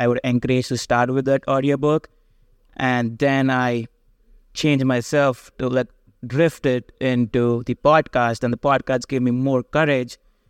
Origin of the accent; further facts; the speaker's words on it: India; So going back to my background, I came from education from India.